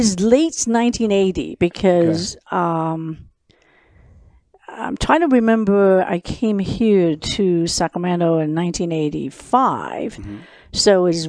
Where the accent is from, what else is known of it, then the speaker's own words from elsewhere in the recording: Hong Kong; moved away as an adult; also born or lived in Chicago; now in United States; I was born in Hong Kong and grew up in Hong Kong and educated in Hong Kong. The date I graduated from University of Hong Kong, I came to the United States.